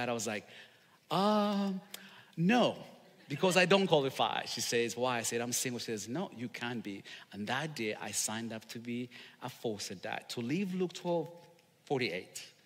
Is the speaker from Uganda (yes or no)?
yes; Uganda; English is a second language; now in Charlotte, United States; I'm from Uganda